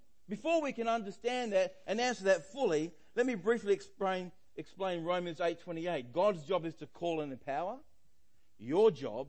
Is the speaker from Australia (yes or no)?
yes; Australia; I'm Australian